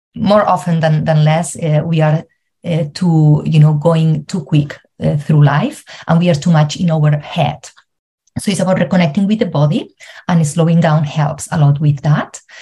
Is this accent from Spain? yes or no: yes; Spain; moved away as an adult; now in Ireland; I'm originally from Spain, but I live in Ireland for the last seven years